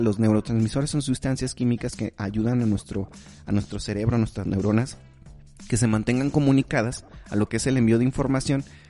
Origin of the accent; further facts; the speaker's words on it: Durango, Mexico; las personas que somos mexicanas